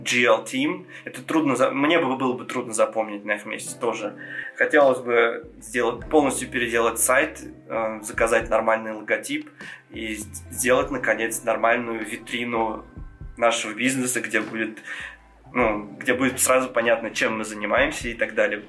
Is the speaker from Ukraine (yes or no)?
no; Georgia; first language Georgian; Russian is a second language; я грузин